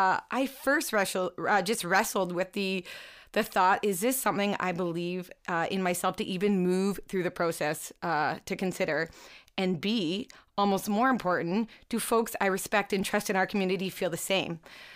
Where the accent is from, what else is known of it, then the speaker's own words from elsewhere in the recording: Fenwick, Ontario, Canada; Well, I'm born and raised in Niagara, in the little town of Fenwick, to be exact. And I've lived there for actually 34 and a half of my 36 and a half years of life.